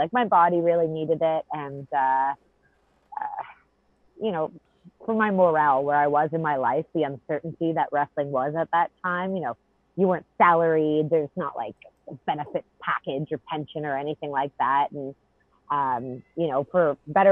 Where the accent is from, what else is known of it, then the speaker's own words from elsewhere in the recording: Canada; moved away; I'm Canadian